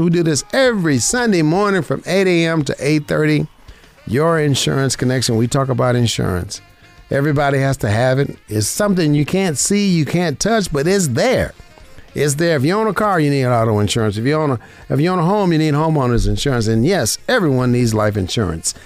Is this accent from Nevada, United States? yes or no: yes; Las Vegas, Nevada, United States; I was born and raised in Vegas.